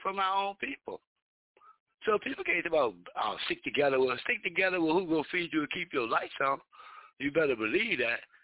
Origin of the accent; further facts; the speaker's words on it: United States; I grew up in America. And I'm still in America. And never left